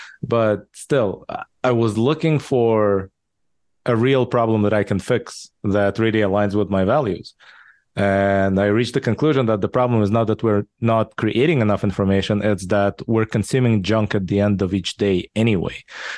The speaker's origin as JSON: {"language": "English", "country": "Israel", "tie": "born or raised there", "also_born_or_lived": "Soviet Union / Japan / California", "second_language": "English", "lives_now": "United States", "said": "I was born in the Soviet Union, raised in Israel. I lived in Japan for a while, then in California, in the Bay Area for 10 years. Now I've been in Texas for the past 6 years."}